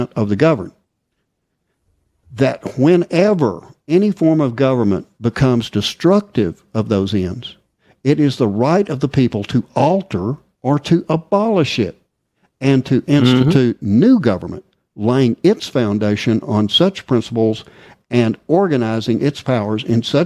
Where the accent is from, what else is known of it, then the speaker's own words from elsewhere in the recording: Texas, United States; I'm from Texas. Okay, I was born in Texas